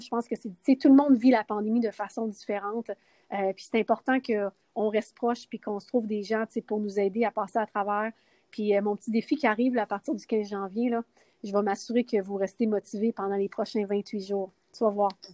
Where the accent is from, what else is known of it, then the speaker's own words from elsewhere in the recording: Quebec, Canada; moved away as an adult; also born or lived in Las Vegas; je viens de Québec